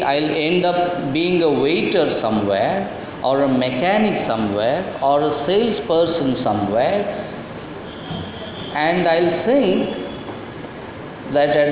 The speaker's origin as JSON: {"language": "English", "town": "Kolhapur", "region": "Maharashtra", "country": "India", "first_language": "Marathi", "second_language": "English", "said": "I love Marathi, that being my mother tongue, but English is my other tongue"}